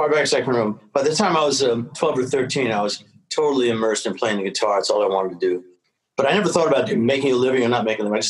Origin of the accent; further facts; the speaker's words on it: New York City, New York, United States; born there; I was born in New York City and there's nothing like it.